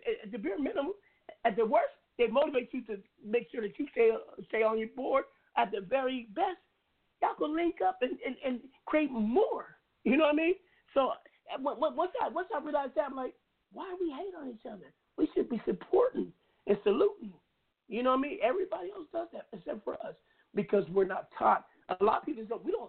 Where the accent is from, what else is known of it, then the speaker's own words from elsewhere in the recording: Seattle, Washington, United States; I come from West Side. You know West Side, Seattle. My neighbors were the Weinbergers and the Gerbers. I come up rough.